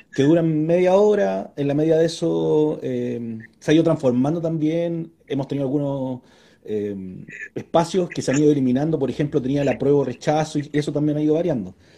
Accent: Puente Alto, Santiago Metropolitan Region, Chile; yo soy de Puente Alto, conozco la Melina, conozco Bajo de Mena.

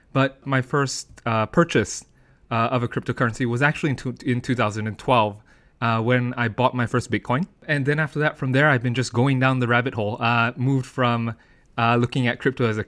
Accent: United Kingdom; born there; moved away; also born or lived in United States; I'm actually born in the UK. However, as you can tell from my accent, I'm actually educated in the United States.

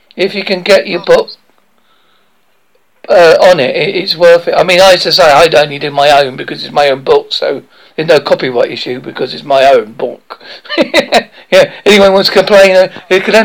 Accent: Essex / Devon, England, United Kingdom; accent: English Essex come Devon; it's in an English accent, in an English Essex come Devon accent.

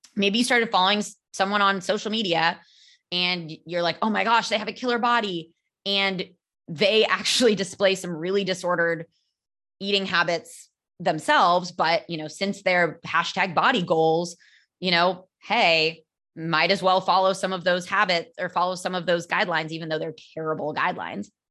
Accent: California, United States; accent: American; moved away as an adult; now in Barcelona, Spain; I am American. I'm from California

